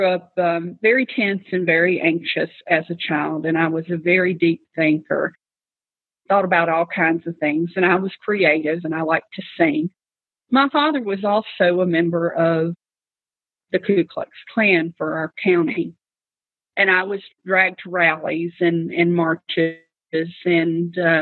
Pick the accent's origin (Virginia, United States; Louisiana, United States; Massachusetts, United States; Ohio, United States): Virginia, United States; Radford; I was born in Radford, Virginia in 1975 on January the 16th. I was born into a home that didn't have plenty